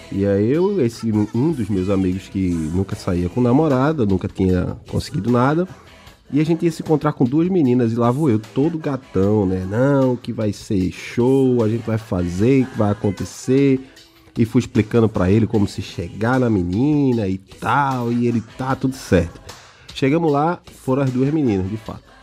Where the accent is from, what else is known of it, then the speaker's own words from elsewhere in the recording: Northeast Region, Brazil; Eu vim do Nordeste, é diferente, lá é diferente.